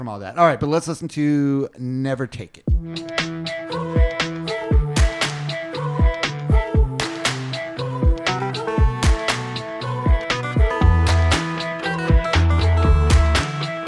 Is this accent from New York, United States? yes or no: yes; New York, United States; I was born in New York, so Mulberry Street